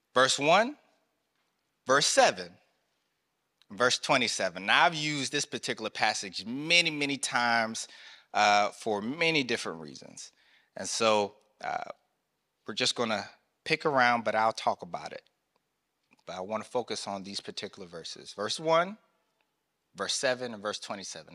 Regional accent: North Carolina, United States; I grew up in North Carolina, the country South

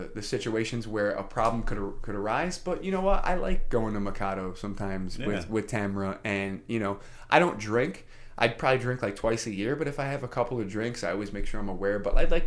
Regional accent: New York City, New York, United States; moved away; also born or lived in Queensbury; I was brought up in the Bronx, you know, in a public school, PS 83.

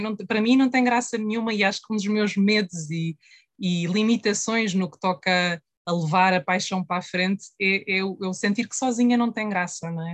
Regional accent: Portugal; a nossa história também como, como portugueses e como portuguesas

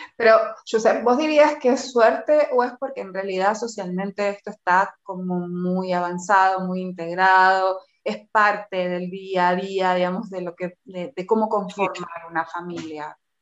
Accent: Argentina; now in Spain; yo soy argentina y vengo de una sociedad que, fue colonia

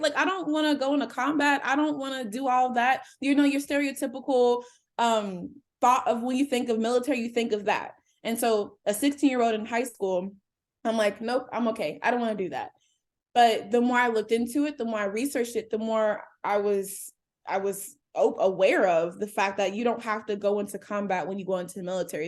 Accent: Cincinnati, Ohio, United States; I am a native of Cincinnati, Ohio. I grew up in Anderson Township

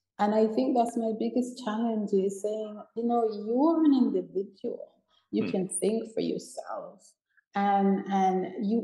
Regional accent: Manchester, North West England, United Kingdom; also born or lived in Jamaica / Toronto, Canada / Atlanta, United States / New York, United States; now in Playa del Carmen, Mexico; I was born in Jamaica. I grew up in Manchester, England.

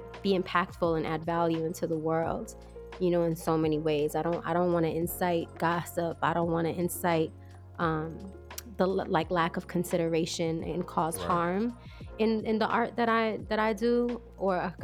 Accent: New York, United States; I'm from New York, and I trained in New York

